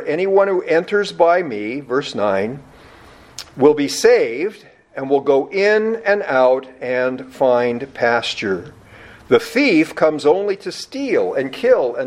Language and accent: English; United States; being an American